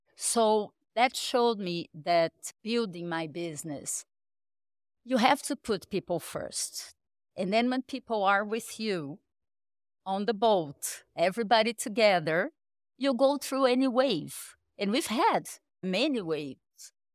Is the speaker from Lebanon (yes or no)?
no; Rio de Janeiro, Brazil; also born or lived in Sao Paulo; I went to college in Brazil, in Rio. I'm from Rio.